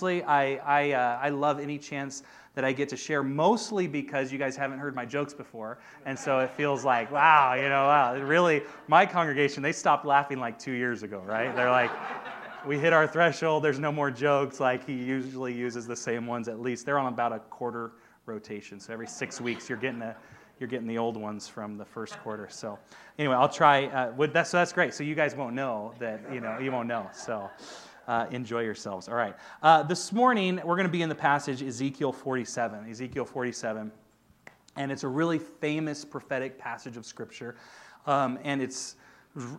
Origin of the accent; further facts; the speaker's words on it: Auburn, California, United States; also born or lived in Los Angeles, California; I grew up in Auburn